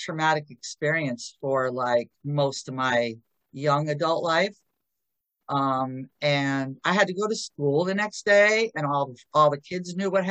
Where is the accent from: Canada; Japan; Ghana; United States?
United States; Connecticut